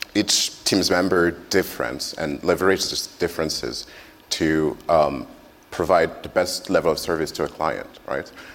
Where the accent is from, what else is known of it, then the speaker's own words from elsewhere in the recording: France; now in Japan; I'm French